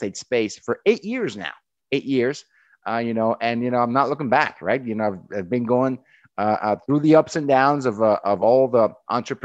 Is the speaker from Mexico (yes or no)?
yes; Mexico; moved away; I grew up in Mexico. That's where I'm from, on the border with the U.S.